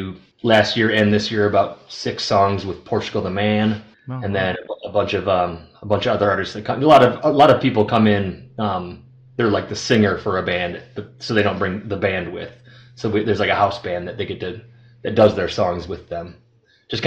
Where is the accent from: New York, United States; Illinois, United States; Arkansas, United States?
Illinois, United States; Rockford; moved away as an adult; also born or lived in Los Angeles, California / Nashville, Tennessee; now in Arizona, United States; I grew up in Rockford, Illinois till I was 18